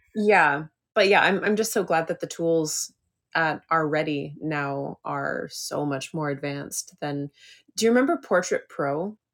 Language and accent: English; just outside of Toronto, Ontario, Canada; moved away as an adult; also born or lived in Vancouver, Canada / Victoria, Canada; now in San Francisco, United States; I was born and raised just outside of Toronto